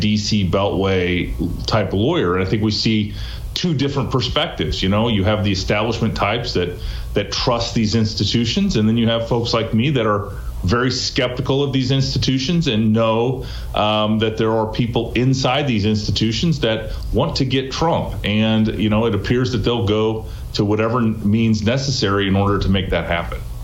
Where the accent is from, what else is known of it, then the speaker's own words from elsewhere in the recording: Des Moines, Iowa, United States; i'm from des moines iowa I was u.s attorney in des moines iowa you know and my roots uh, continue to be in uh, my home state of iowa